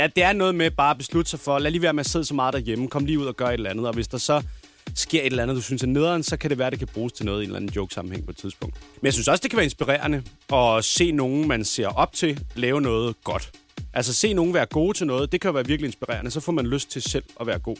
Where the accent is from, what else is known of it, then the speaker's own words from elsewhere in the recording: Denmark; vi er danskere jo. Det er fordi, vi bor i Danmark